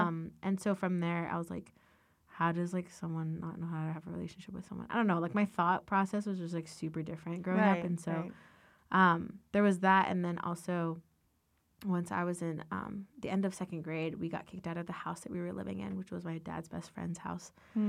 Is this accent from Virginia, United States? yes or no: yes; Ashburn, Virginia, United States; I am from Northern Virginia, and I love growing up there. Yeah, I lived about 15 minutes from Dulles. I grew up in Ashburn area.